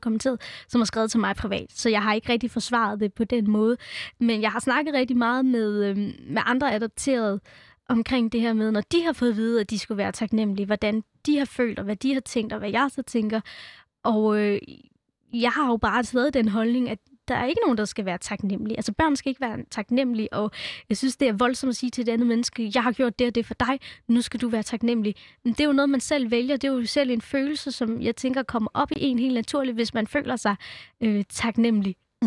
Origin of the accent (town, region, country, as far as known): Denmark; born or raised there; also born or lived in India